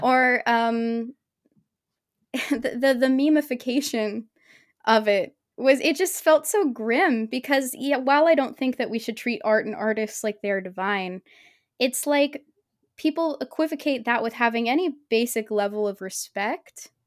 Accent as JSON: {"language": "English", "region": "Oregon", "country": "United States", "said": "I'm from Oregon"}